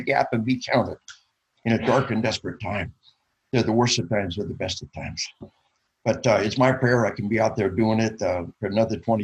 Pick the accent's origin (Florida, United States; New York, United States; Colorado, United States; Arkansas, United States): Arkansas, United States; We are from Arkansas